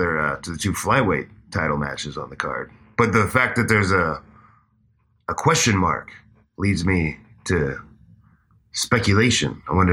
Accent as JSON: {"language": "English", "town": "Cincinnati", "region": "Ohio", "country": "United States", "said": "Dude, so I'm from Cincinnati. When I was living in Cincinnati, actually, Josh Rafferty, who I mentioned before, childhood friend of."}